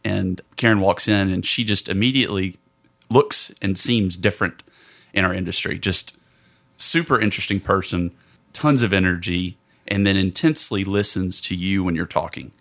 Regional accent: Tennessee, United States; moved away; my home state of Tennessee

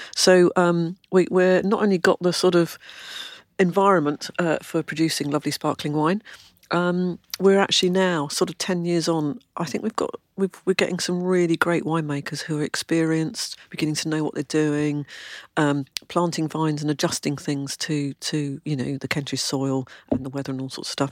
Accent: London, United Kingdom; now in Kent, United Kingdom; I was born in London, lived in London, went to school in London

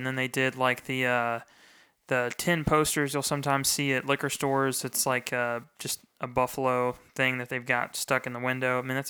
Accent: Frankfurt, Hesse, Germany; this is one of my favorites because like I said, growing up in Frankfurt, when I used to, this is going to sound ridiculous.

